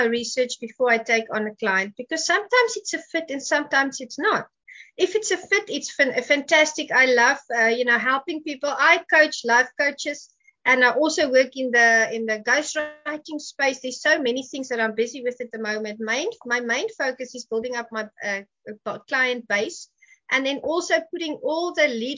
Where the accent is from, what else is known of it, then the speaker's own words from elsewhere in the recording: South Africa; I'm from Africa